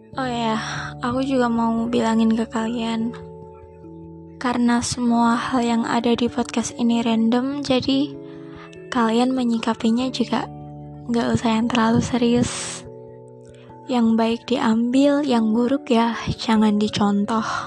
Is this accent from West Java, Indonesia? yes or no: no; Surabaya, East Java, Indonesia; aku orang Surabaya